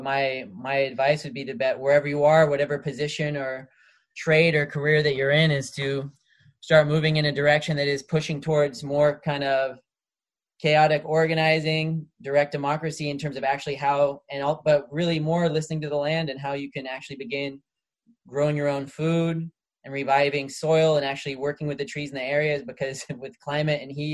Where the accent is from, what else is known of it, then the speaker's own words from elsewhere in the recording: United States; I'm from the United States